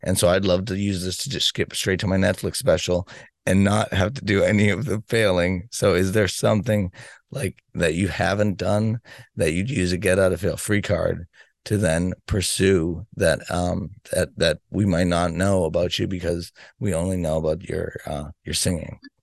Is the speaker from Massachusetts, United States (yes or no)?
yes; Boston, Massachusetts, United States; I'm from Boston, Massachusetts